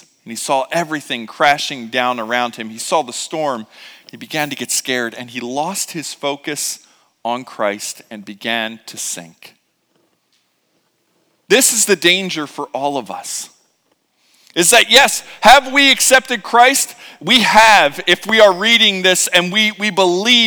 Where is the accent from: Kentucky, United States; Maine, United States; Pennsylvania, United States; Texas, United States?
Pennsylvania, United States; Philadelphia; I growing up in Philadelphia and having to travel to New Jersey a lot